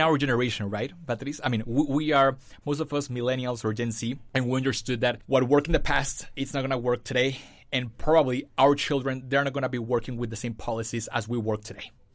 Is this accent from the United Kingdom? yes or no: no; Mexico; moved away as an adult; also born or lived in Fullerton, California; now in United States; I was born and raised in Mexico. So I came here to the States five years ago